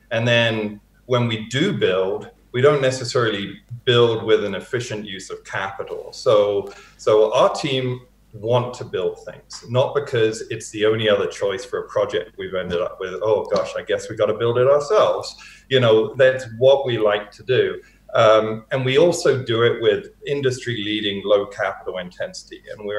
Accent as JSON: {"language": "English", "region": "East of England", "country": "United Kingdom", "tie": "born or raised there", "accent": "Hertfordshire", "moved": "as an adult", "lives_now": "Canada", "said": "I've had almost half my life in Canada, having been born and raised in the UK. So I moved over here in 1997."}